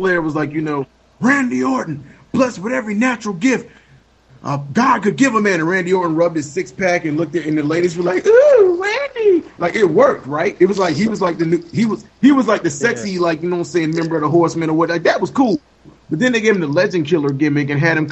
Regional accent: the South, United States; I'm from the South

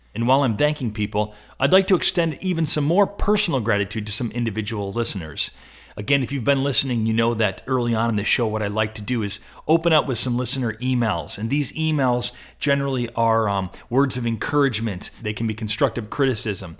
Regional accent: Rochester, New York, United States; also born or lived in Buffalo, New York; I grew up in Rochester, New York, spent a lot of time in Buffalo, New York.

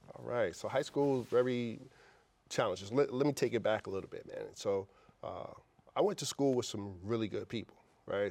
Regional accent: New York City, New York, United States; also born or lived in Brooklyn, New York; I grew up in Queens Village, New York

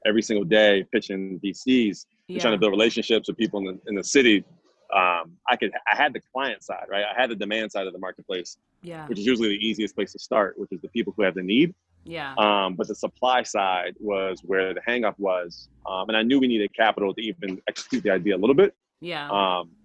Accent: Philadelphia, Pennsylvania, United States; moved away; also born or lived in New York; I'm from Philly.

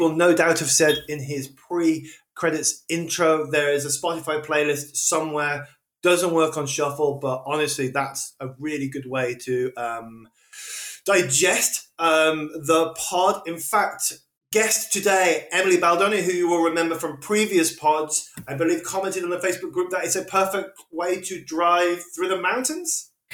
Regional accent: Wolverhampton, West Midlands, United Kingdom; a lad from the, the centre of England, at uh, Wolverhampton

